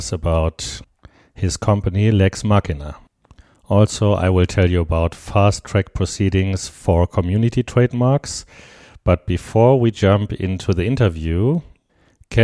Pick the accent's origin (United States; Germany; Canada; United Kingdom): Germany; Cologne, North Rhine-Westphalia; Cologne, my hometown